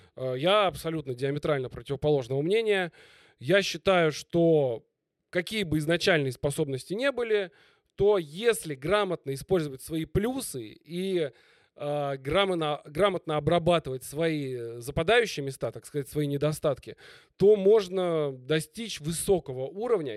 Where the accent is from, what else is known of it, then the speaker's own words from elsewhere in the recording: Moscow, Russia; в Москве. Мгм. Я изначально москвич